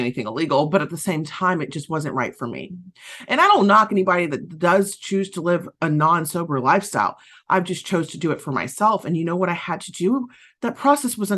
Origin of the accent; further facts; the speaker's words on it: Southern United States, United States; accent: Southern; my Southern accent kicked in there some